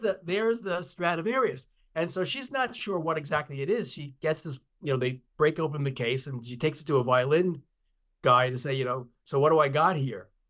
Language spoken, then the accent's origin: English; Long Island, New York, United States; the district in which I grew up on Long Island